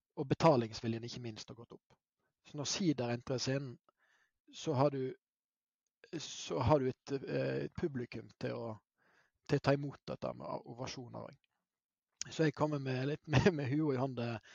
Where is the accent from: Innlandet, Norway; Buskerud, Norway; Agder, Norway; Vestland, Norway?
Vestland, Norway; Hardanger; also born or lived in Bergen; jeg hadde et kraftig anker hjemme i Hardanger